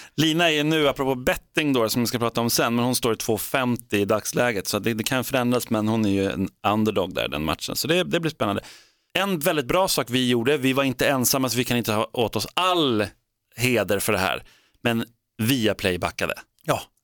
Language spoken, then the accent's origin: Swedish; Sweden; vi är svenskar